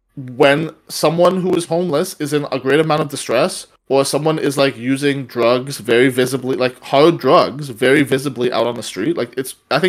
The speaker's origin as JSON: {"language": "English", "country": "Canada", "said": "as a Canadian"}